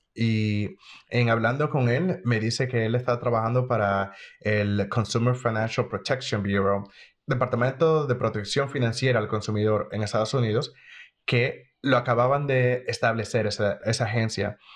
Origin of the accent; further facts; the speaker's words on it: Dominican Republic; moved away as an adult; now in United States; Soy dominicano, de la República Dominicana